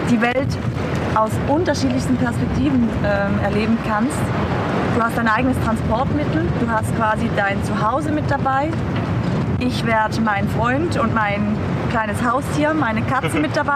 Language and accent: German; Switzerland; ich komme aus der Schweiz